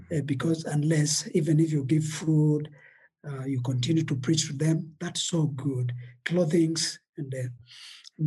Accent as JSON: {"language": "English", "country": "Kenya", "also_born_or_lived": "Eldoret, Kenya", "said": "our country, Kenya"}